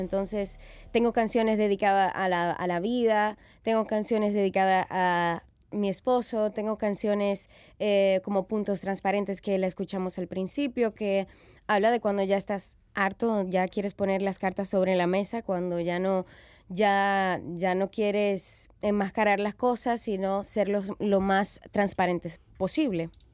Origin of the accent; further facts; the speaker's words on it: Dominican Republic; soy cantautora, soy dominicana, soy madre